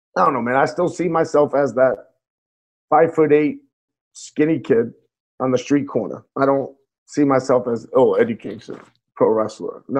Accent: New York, United States; Growing up in New York

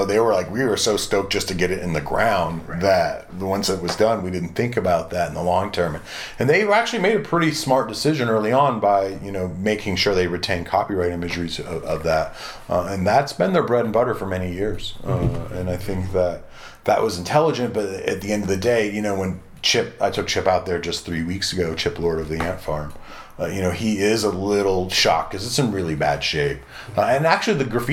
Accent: around Cadillac Ranch, Texas, United States; I grew up around Cadillac Ranch, which is still considered land art. We had the Floating Mesa out here

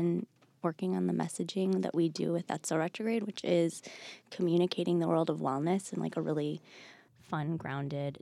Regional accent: Bloomfield Hills, Michigan, United States; now in Los Angeles, United States; Outside of Detroit

